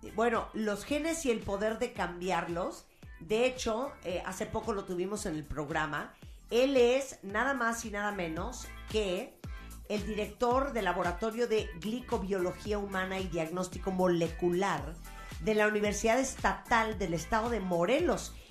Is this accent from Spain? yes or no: no; Nicaragua; now in Mexico; en Nicaragua, que es donde yo nací